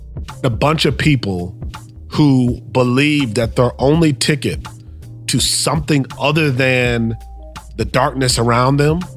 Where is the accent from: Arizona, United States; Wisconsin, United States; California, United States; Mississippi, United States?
Wisconsin, United States; Milwaukee; now in Minneapolis, United States; Born and raised in Milwaukee, Wisconsin.